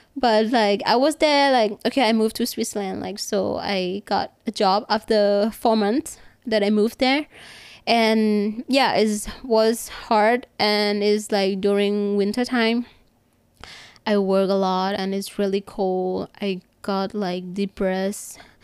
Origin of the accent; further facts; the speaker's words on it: Bangkok, Thailand; I'm from Bangkok